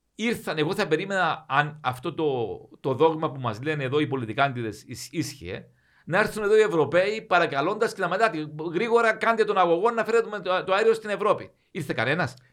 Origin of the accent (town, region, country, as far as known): Cyprus